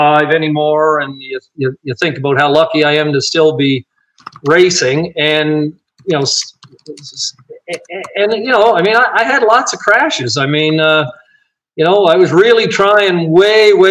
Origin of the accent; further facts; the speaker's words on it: Cape Breton, Nova Scotia, Canada; in my hometown